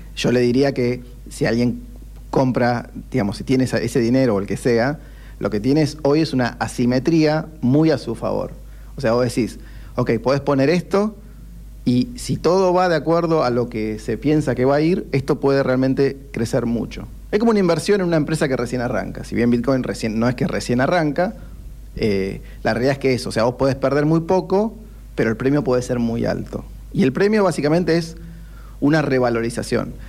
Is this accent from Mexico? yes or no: no; Argentina; somos argentinos, crecimos en ese contexto